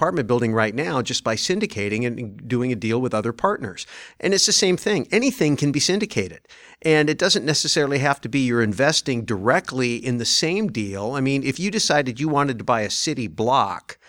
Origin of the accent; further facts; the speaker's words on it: Santa Clara Valley, California, United States; I grew up in Silicon Valley. Before it was Silicon Valley. I grew up when it was Santa Clara Valley